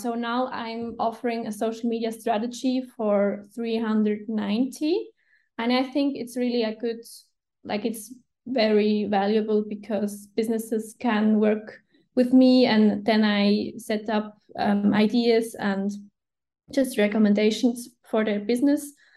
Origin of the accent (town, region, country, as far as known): Switzerland; first language Swiss German; English is a second language